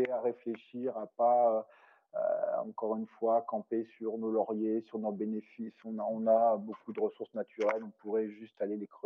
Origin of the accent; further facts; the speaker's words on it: France; comme je suis français de naissance, la grenouille, c'est ça, appelle souvent les Français les frogs